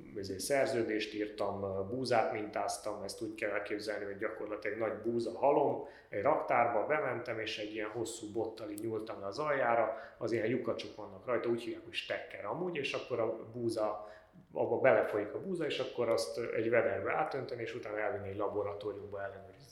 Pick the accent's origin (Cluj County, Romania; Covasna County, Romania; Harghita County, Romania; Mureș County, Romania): Cluj County, Romania; Cluj-Napoca; Én Kolozsvári vagyok, a Bátoriban végeztem, és utána pedig a Bábes Bolyain a közgáz szakon